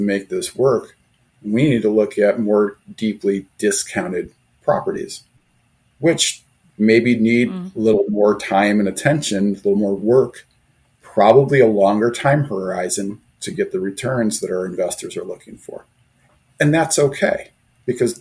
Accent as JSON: {"language": "English", "town": "Detroit", "region": "Michigan", "country": "United States", "tie": "born or raised there", "said": "I grew up in the Detroit area"}